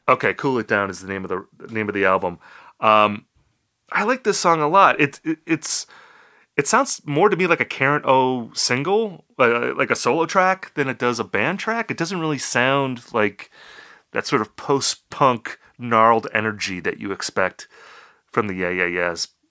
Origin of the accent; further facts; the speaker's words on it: Appleton, Wisconsin, United States; also born or lived in Eau Claire, Wisconsin; Appleton, my hometown